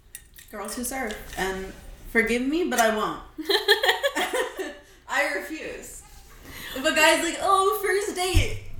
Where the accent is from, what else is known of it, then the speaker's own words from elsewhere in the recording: California, United States; we're a waste of Californians.